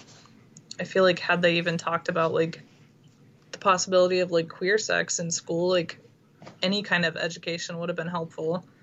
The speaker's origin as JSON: {"language": "English", "town": "Fort Wayne", "region": "Indiana", "country": "United States", "tie": "born or raised there", "moved": "yes", "said": "I am from Indiana, and like the northern part of Indiana. I was born in Fort Wayne"}